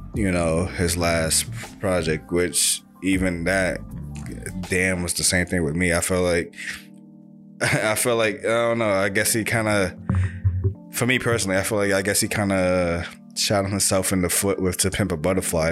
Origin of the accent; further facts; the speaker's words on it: New York City, New York, United States; we're all from Brooklyn